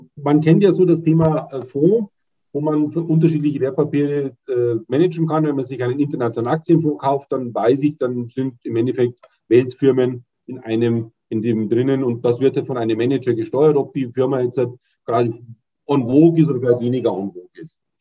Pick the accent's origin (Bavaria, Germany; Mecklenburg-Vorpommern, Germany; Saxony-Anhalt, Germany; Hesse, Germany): Bavaria, Germany; Munich; Ich komme aus München, wohne in München